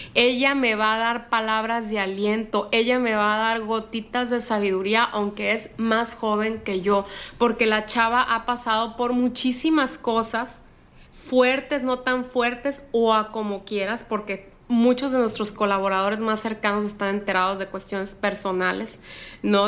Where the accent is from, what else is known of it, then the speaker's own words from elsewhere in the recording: Sinaloa, Mexico; soy la única de Sinaloa